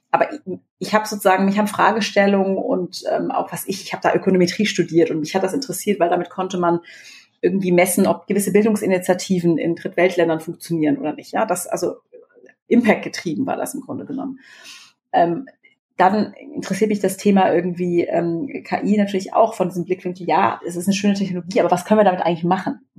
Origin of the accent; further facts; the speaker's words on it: Baden-Württemberg, Germany; ich bin ja äh, groß geworden in Baden-Württemberg und ähm, in der Nähe von Karlsruhe.